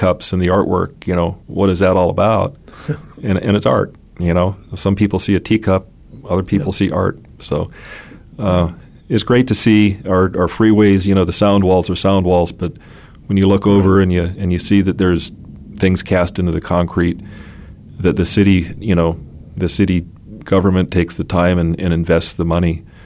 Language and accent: English; Phoenix, Arizona, United States; also born or lived in Oil City, Pennsylvania; growing up in Phoenix